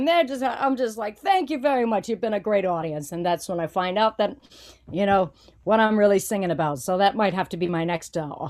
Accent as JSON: {"language": "English", "region": "Louisiana", "country": "United States", "said": "I'm from Louisiana"}